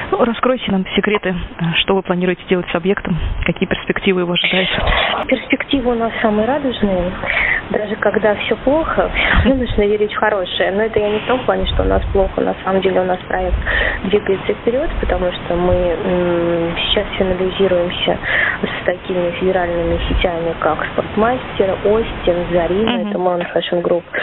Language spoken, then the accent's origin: Russian; Moscow, Russia; also born or lived in Astana, Kazakhstan; я обратно переехала в Москву, я сама москвичка